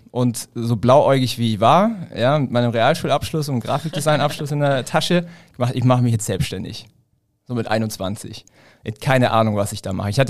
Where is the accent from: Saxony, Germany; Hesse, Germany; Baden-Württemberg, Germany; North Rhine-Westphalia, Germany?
Baden-Württemberg, Germany; Ulm; ich komme halt aus der Ulmer Gegend. Ja, Ulm mhm. ist so zwischen München und Stuttgart.